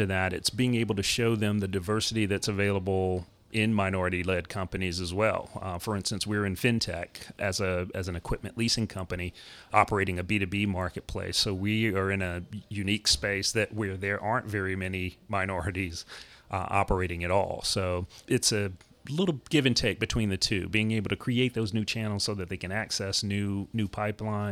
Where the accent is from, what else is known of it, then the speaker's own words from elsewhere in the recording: Durham, North Carolina, United States; moved away; So Durham, North Carolina is my hometown. Grew up there